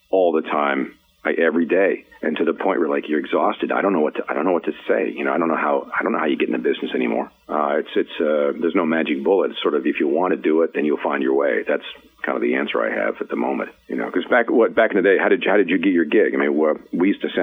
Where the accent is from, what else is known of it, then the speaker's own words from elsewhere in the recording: Peterborough, Ontario, Canada; also born or lived in Vancouver; now in Los Angeles, United States; I remember growing up in Peterborough, Ontario